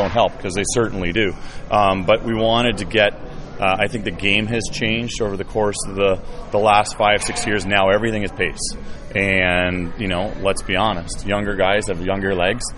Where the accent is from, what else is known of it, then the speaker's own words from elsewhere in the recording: Milwaukee, Wisconsin, United States; now in Indianapolis, United States; I'm from Milwaukee